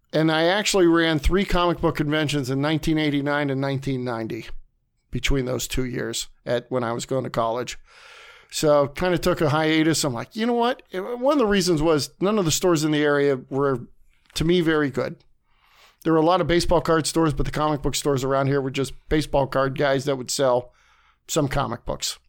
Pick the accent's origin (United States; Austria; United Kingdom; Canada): United States; Leavittsburg, Ohio; also born or lived in Warren, Ohio; I grew up in Levittsburg until I was, like, twenty-three years old